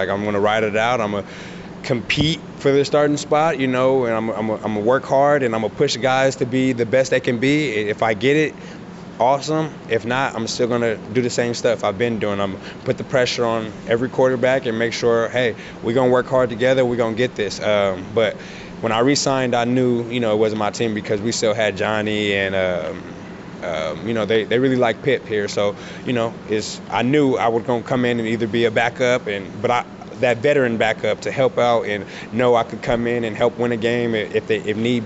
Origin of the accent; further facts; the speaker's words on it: West Coast, United States; moved away as an adult; now in Montreal, Canada; I'm from the West Coast